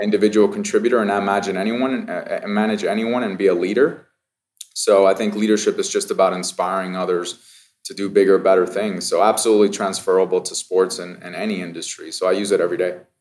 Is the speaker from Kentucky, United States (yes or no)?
no; Las Vegas, Nevada, United States; I grew up in Vegas, so this is my hometown